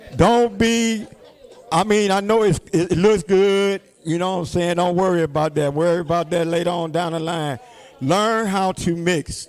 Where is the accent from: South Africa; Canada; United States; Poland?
United States; New York City, New York; now in Cleveland, United States; I was born in Brooklyn, New York